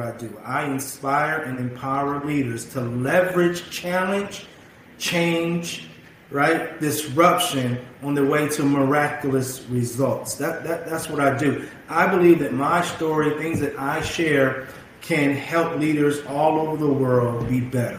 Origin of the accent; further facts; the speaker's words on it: Bakersfield, California, United States; moved away as an adult; also born or lived in Los Angeles, California; moving back to my hometown